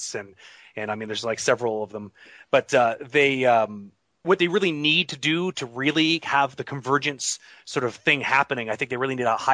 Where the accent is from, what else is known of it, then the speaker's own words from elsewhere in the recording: Toronto, Ontario, Canada; Toronto has always been my hometown. I grew up just outside of Toronto.